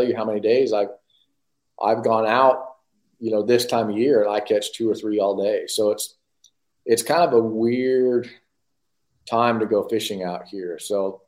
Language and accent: English; Southern California, United States; I grew up in Southern California where the small, you know, reservoirs that were tough fishing